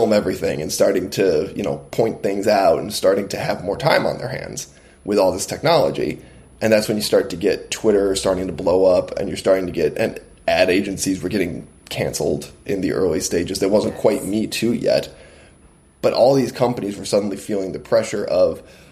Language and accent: English; United States; I'm Lebanese and Irish, so what I am is an American mutt